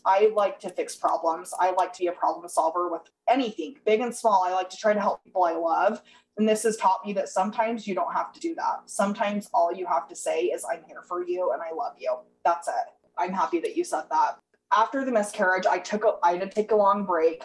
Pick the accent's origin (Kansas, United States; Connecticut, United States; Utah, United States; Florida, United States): Utah, United States; I'm from Utah